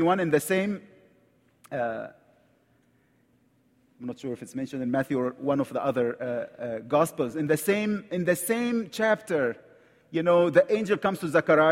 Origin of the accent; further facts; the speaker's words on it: Egypt; accent: Egyptian; English is a second language; I'm from Egypt, right from the Middle East